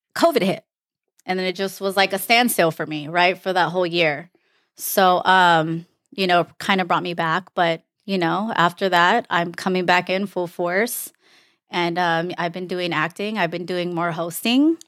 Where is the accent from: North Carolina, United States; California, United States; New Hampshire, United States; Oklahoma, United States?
California, United States; Los Angeles; I am from Los Angeles, California